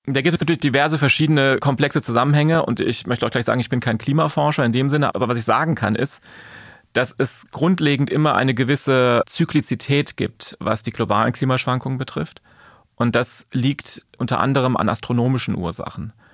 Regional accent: Taunus, Hesse, Germany; im Taunus, da komme ich auch her aus der Ecke

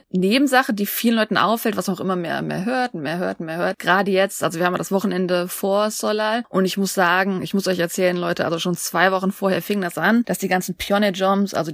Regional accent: Seoul, South Korea; German is a second language; Nee, ich bin in Seoul aufgewachsen, ich muss nicht reisen.

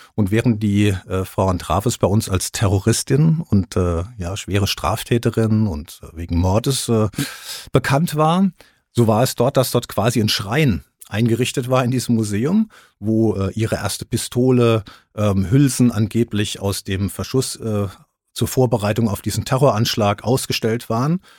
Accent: Rüsselsheim, Hesse, Germany; Ich war ja aus Rüsselsheim, ich bin Rüsselsheim aufs Gymnasium gegangen

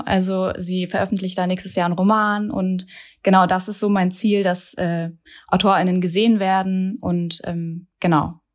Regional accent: Hesse, Germany; moved away as an adult; now in Berlin, Germany; bin gebürtige Hessin und genau, wohne seit zehn Jahren hier

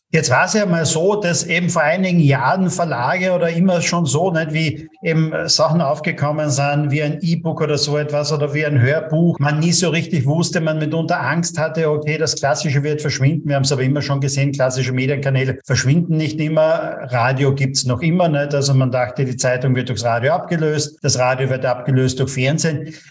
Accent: Austria; bei uns in Österreich

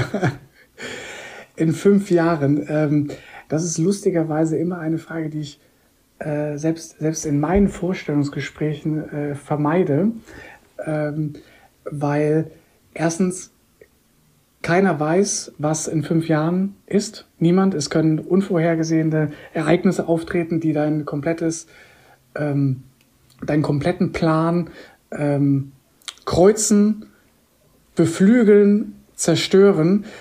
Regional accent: Koblenz, Rhineland-Palatinate, Germany; moved away as an adult; also born or lived in Munich / Switzerland / Bahrain; bin tatsächlich auch hier in Koblenz groß geworden, zur Schule gegangen. Also ich bin 2019 wieder zurück in meine Heimat gekommen

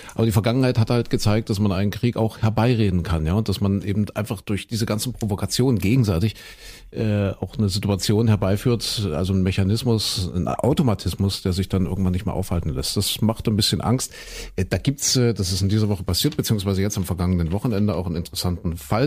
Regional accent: Saxony, Germany; hier bei uns in Sachsen

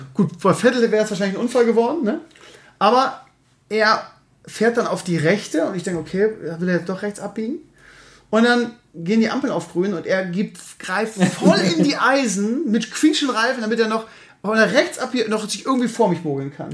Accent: Bremen, Germany; als Bremer, weil wir Bremer sind ja sehr bodenständig

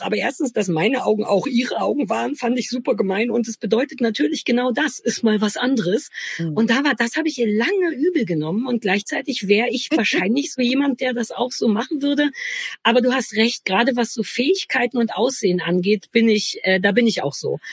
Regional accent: East Germany, Germany; bei uns in der DDR

